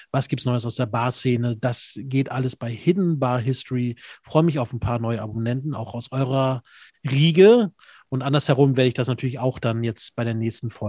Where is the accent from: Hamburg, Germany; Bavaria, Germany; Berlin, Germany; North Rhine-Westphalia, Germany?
North Rhine-Westphalia, Germany; Ach, ich komme aus Minden-Lübbecke.